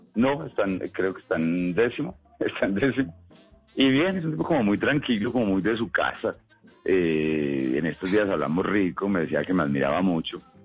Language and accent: Spanish; Colombia; sigue doliendo como colombiano